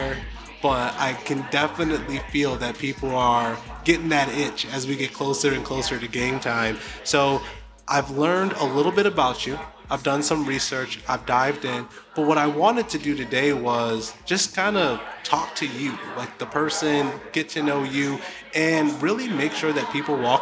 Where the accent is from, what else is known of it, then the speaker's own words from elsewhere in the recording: Buffalo, New York, United States; now in Texas, United States; I'm from Buffalo, New York